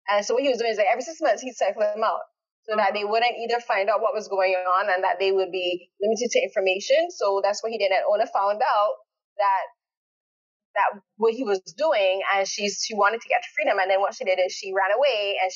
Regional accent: Barbados; now in Canada; I live in Canada, but I'm born in Barbados.

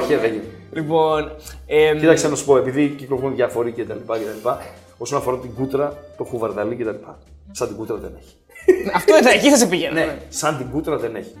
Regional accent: Greece; also born or lived in Germany; είμαι ε, μεγάλο στη Γερμανία μέχρι τα 6 μου χρόνια. Ήρθα στην Ελλάδα

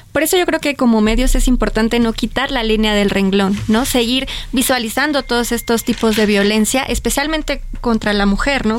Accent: Mexico; como mexicanos

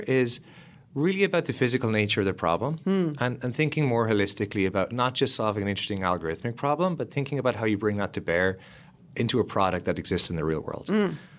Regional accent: Lismore, Munster, Ireland; also born or lived in Cork; I grew up in Ireland in a small country town called Ismore

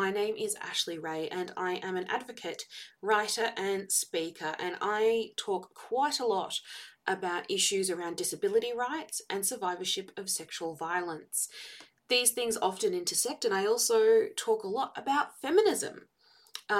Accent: Victoria, Australia; I hail from Victoria in Australia

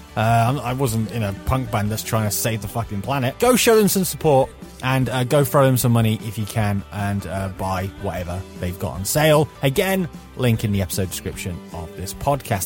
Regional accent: United Kingdom; being British

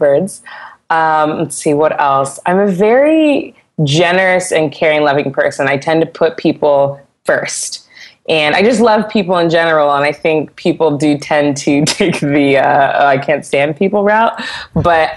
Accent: Santa Barbara, California, United States; I grew up singing in church in Santa Barbara

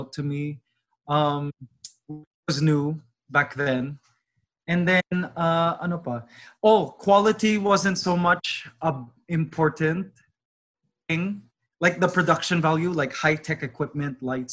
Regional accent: Toronto, Ontario, Canada; I grew up in Toronto, but somehow my parents still have a Filipino accent

